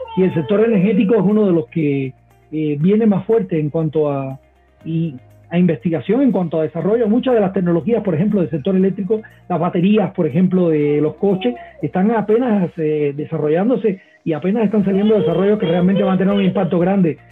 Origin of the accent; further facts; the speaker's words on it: Cuba; now in Mexico; yo vengo de Cuba